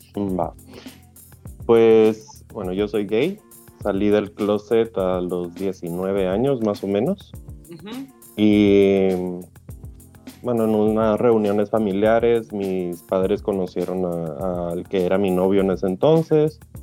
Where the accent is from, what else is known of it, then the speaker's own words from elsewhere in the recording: Guatemala; now in Europe; yo soy de Guatemala